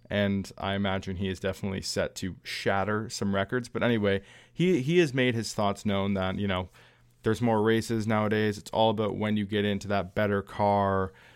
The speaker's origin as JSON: {"language": "English", "country": "Canada", "tie": "born or raised there", "said": "my home country"}